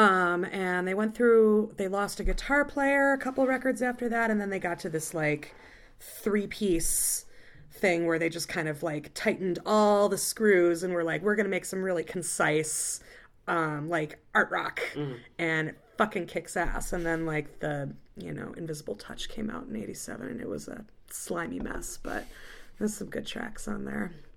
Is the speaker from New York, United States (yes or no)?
no; Illinois, United States; moved away as an adult; now in Milwaukee, United States; I live in Milwaukee, Wisconsin, but I'm not from there. I'm from Illinois